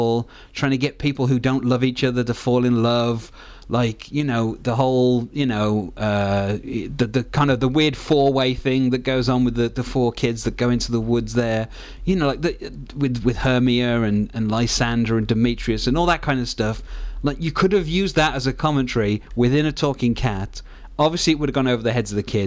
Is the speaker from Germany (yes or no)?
no; United Kingdom; Being British